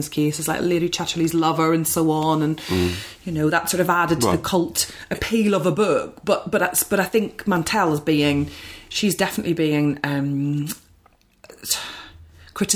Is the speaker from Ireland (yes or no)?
yes; Ireland; being Irish